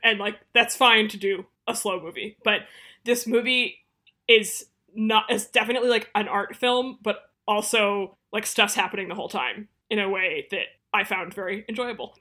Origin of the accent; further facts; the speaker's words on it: Boston, Massachusetts, United States; moved away; also born or lived in New York; I am from the Boston area